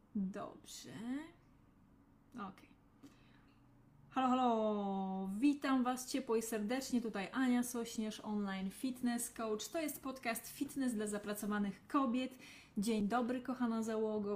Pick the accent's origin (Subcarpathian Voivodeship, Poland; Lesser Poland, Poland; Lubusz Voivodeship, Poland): Lesser Poland, Poland; Ja pochodzę z rodziny rolniczej, z małej miejscowości w Małopolsce